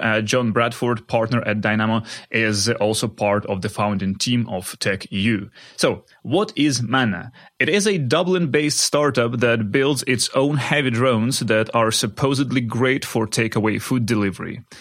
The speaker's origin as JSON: {"language": "English", "town": "Kharkiv", "region": "Kharkiv Oblast", "country": "Ukraine", "tie": "born or raised there", "moved": "yes", "said": "spending time in my hometown of Kharkiv in Ukraine"}